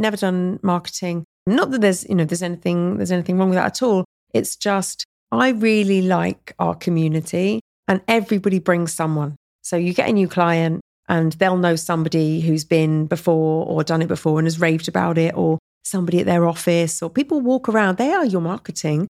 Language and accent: English; Surrey, South East England, United Kingdom; moved away as an adult; also born or lived in London; now in Dubai, United Arab Emirates; London's my home, and I grew up in Surrey